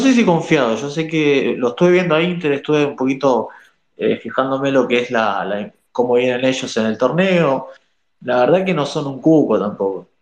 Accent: Villa Celina, Buenos Aires Province, Argentina; De Buenos Aires, Villa Celina

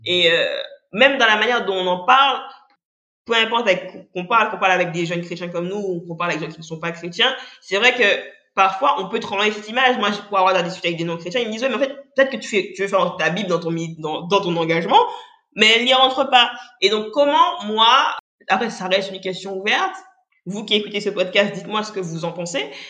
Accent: Guadeloupe; je suis guadeloupéenne

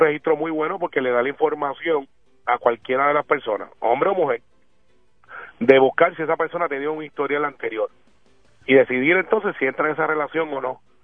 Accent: Guaynabo, Puerto Rico; aspiro a ser el alcalde porque puedo cambiar vidas en mi pueblo

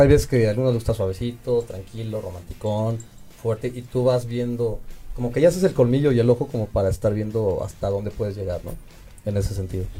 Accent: Mexico; como gays y como mexicanos

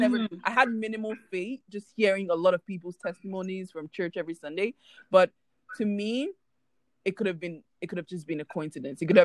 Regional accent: Nigeria; moved away as an adult; now in Canada; I am a Nigerian currently living in Canada for university.

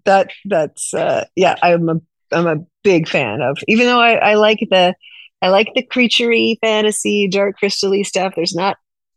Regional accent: California, United States; also born or lived in New York; now in Los Angeles, United States; I'm from California originally

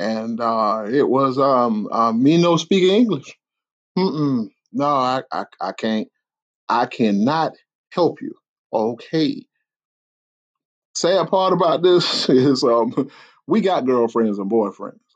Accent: the South, United States; I'm from the South

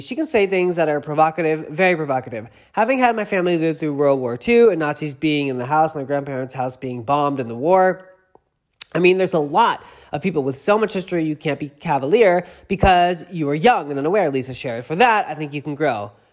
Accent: Massachusetts, United States; I'm from Massachusetts

